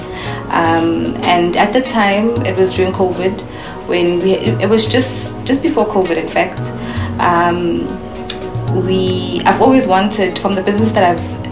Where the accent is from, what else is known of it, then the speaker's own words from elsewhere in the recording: Pretoria, Gauteng, South Africa; also born or lived in Umlazi / Durban; I was born in Durban. I grew up in Pretoria